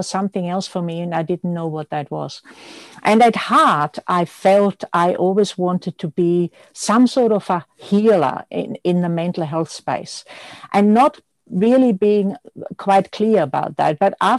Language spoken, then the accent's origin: English; Austria; born there; English is a second language; I am Austrian born, as many people know, and some might notice with my accent, which is hardly there. I did a fashion degree in Austria